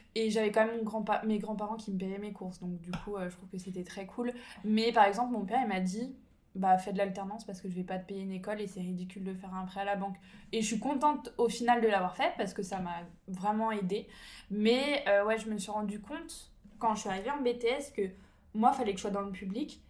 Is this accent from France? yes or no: yes; Ain department, 30 minutes from Lyon, Auvergne-Rhône-Alpes, France; je suis née en campagne, euh, dans le département de l'Ain, on va dire, à 30 minutes de Lyon